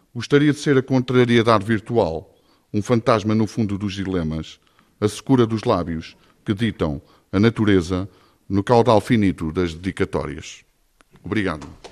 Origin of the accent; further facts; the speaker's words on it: Ovar, Aveiro District, Portugal; Eu sou de Ovar e, e neto de pescadores e de peixeiras